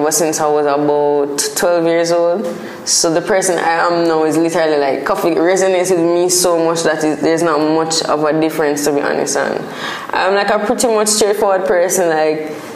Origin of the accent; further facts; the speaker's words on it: Spanish Town, Saint Catherine, Jamaica; Growing up in Spanish Town was a simple, like almost a small town vibe, as opposed to like a Kingston or a city vibe.